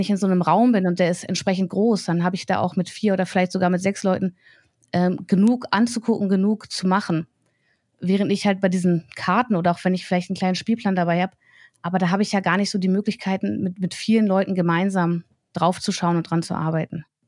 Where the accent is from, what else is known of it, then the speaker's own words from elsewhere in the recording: Braunschweig, Lower Saxony, Germany; Ich bin halt hier geboren, ich bin hier aufgewachsen, lebe hier